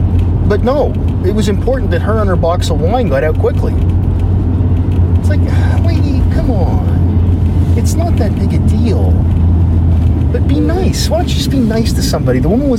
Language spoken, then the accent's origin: English; Canada; We're all Canadian.